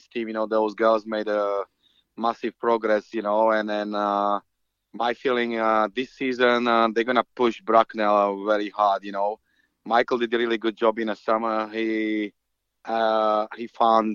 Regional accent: Slovakia; now in United Kingdom; I'm from Slovakia, you know, which is a hockey country

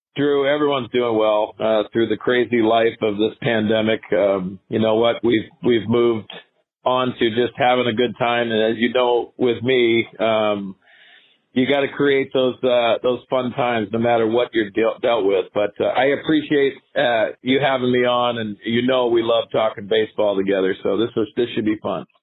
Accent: Northeast, United States; born or raised there

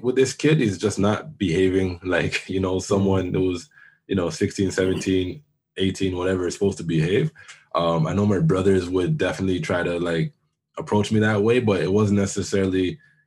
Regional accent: Toronto, Ontario, Canada; born or raised there; also born or lived in Jamaica (ancestry)

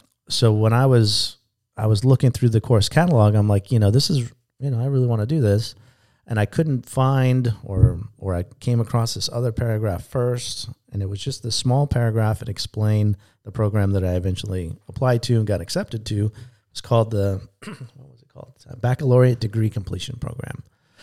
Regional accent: San Diego, California, United States; I grew up in San Diego, you know, so we don't have real thunderstorms in Southern California.

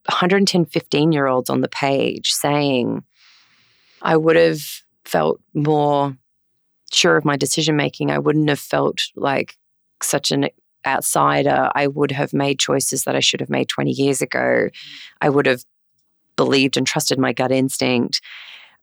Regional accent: Yeppoon, Queensland, Australia; moved away as an adult; I'm a Queenslander. I grew up in Yeppoon. Up in central Queensland.

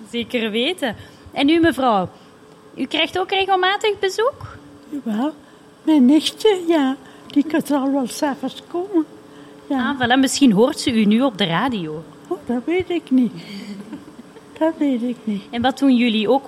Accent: Dilsen, Flanders, Belgium

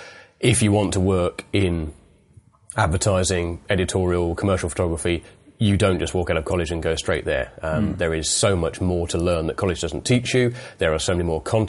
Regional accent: East Midlands, United Kingdom; moved away as an adult; also born or lived in Blackpool / London; East Midlands originally

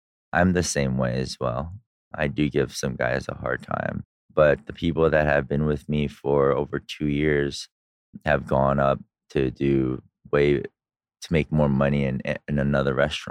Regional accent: California, United States; moved away as an adult; also born or lived in Korea (ancestry); now in Dubai, United Arab Emirates; I'm a hippie from California

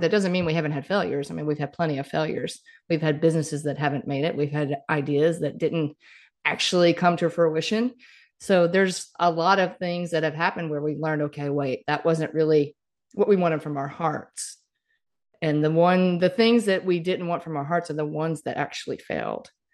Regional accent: Mississippi, United States; moved away; I grew up in Mississippi

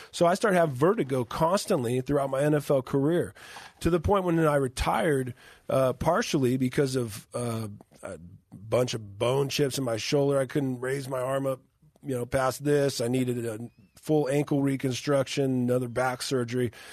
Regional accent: Moreno Valley, California, United States; my hometown in Moreno Valley

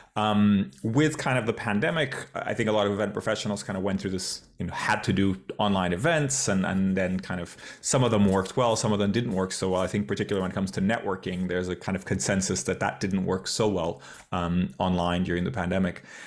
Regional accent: Portugal; moved away; Portugal, my, my home country.

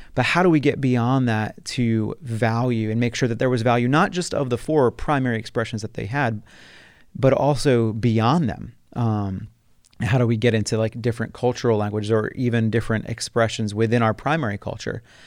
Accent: New Jersey, United States; moved away as an adult; also born or lived in Taylor University, Indiana; I'm originally from South Jersey, which is the southern part of New Jersey, um, which is outside Philadelphia. I was born and raised there

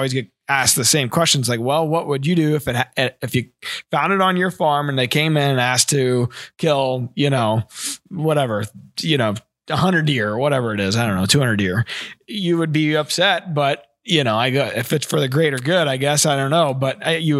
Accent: Ste. Genevieve, Missouri, United States; in my hometown of St. Genevieve

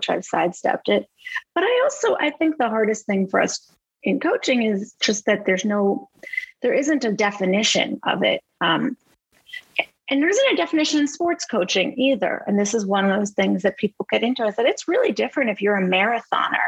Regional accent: Boston, Massachusetts, United States; moved away as an adult; also born or lived in Los Angeles; I'm from Boston originally, and I moved from Los Angeles back to Boston

